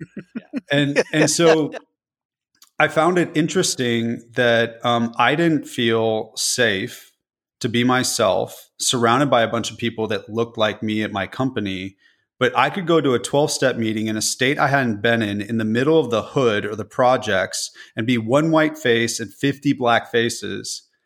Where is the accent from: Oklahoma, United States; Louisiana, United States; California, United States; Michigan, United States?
California, United States; moved away as an adult; now in Nashville, United States; I'm from California.